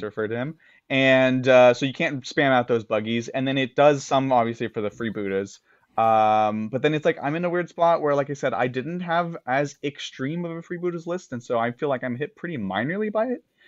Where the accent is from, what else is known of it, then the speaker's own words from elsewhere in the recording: United States; as an American